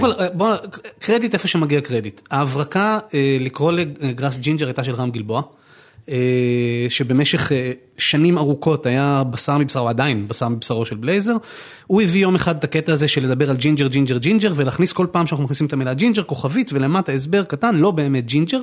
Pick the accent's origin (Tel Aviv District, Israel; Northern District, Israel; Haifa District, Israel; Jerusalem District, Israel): Tel Aviv District, Israel; Tel Aviv; now in Givatayim, Israel; אני נולדתי בתל אביב